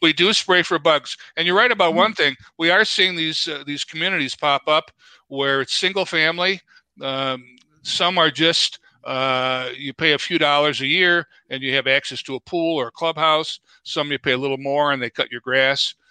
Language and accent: English; Chicago, Illinois, United States; moved away as an adult; also born or lived in DeKalb, Illinois; now in Twin Cities, United States; born and raised in Chicago